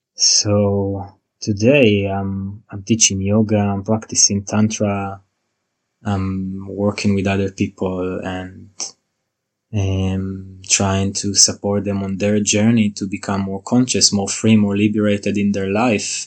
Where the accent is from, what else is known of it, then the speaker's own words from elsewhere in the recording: Israel; moved away as an adult; now in New Zealand; I was born and raised in Israel